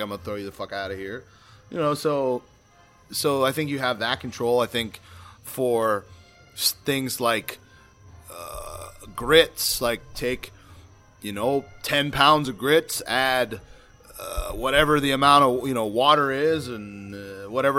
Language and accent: English; South Florida, United States; I'm born and raised in South Florida, but I was never really taught how to speak Spanish fluently.